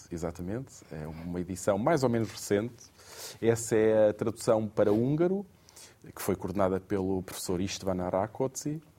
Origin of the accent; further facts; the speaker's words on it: Portugal; Portanto, veja lá a generosidade que nós temos enquanto portugueses.